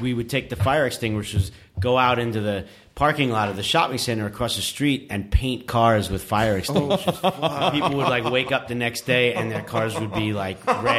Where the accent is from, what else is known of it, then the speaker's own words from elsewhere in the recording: New York City, New York, United States; I mean, I grew up in New York City, and like, especially on Halloween, that's, you know, when shit would really just hit the fan.